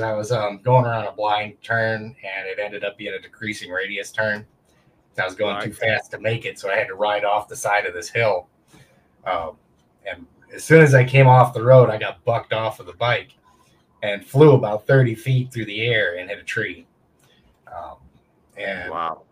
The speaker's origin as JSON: {"language": "English", "country": "United States", "said": "I'm an American combat vet"}